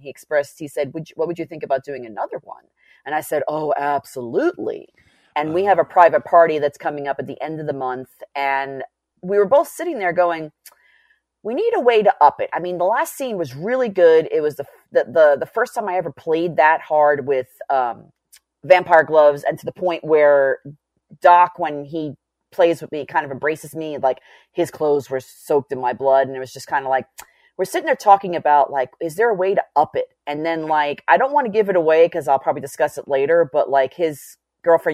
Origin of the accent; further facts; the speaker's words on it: New York City, New York, United States; growing up in New York City